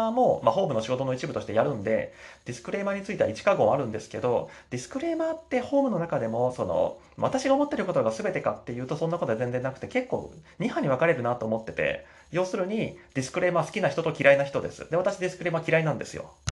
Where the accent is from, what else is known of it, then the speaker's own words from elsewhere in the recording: Kansai, Japan; now in Tokyo, Japan; 私も関西出身なんで前回は、まあ、埼玉中心とした関東近辺のご当地ネタって正直、まあ、東京に住んでも10年以上経つんですけど